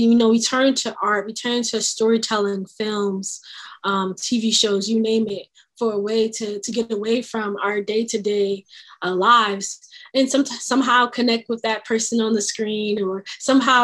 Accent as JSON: {"language": "English", "region": "North New Jersey", "country": "United States", "tie": "born or raised there", "said": "Growing up in North New Jersey"}